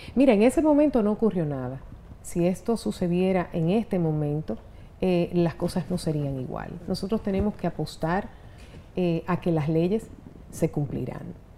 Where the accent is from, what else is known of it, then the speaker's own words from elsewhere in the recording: Gurabo, Santiago, Dominican Republic; moved away; mi infancia en Gurabo, que lo disfruté tanto